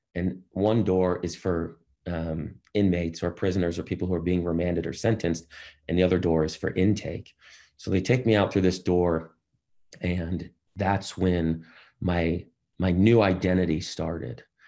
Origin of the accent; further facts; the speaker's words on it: Boston, Massachusetts, United States; I grew up in Boston